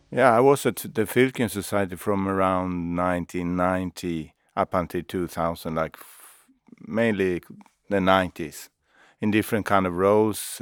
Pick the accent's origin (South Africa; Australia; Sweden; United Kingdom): Sweden